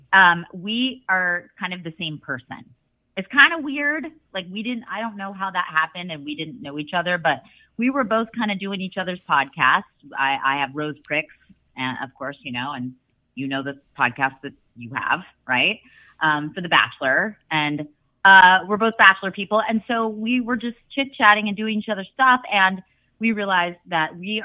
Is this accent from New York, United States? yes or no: no; Dallas, Texas, United States; also born or lived in Waco, Texas; I grew up in Dallas. I was in Waco for the first part of my childhood, and then Dallas was junior high and high school.